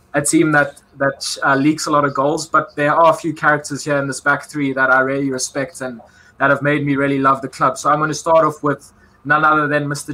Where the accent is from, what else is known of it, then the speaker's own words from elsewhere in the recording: South Africa; moved away; in my home country